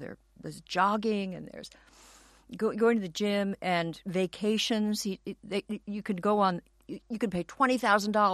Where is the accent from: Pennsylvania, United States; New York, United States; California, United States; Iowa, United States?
California, United States; Los Angeles; I grew up in Los Angeles and went to a public school in Westwood near UCLA